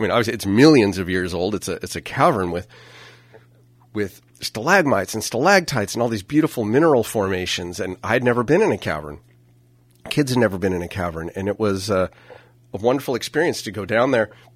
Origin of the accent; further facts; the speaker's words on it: Napa, California, United States; we're from Napa.